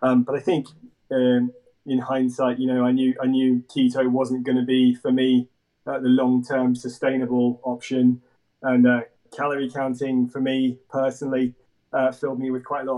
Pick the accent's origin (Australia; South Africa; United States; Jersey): Jersey; I grew up in Jersey in the Channel Islands